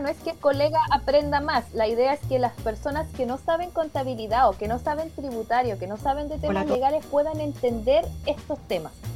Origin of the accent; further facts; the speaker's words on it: Concepción, Biobío, Chile; also born or lived in Santiago; yo soy nacida acá en Concepción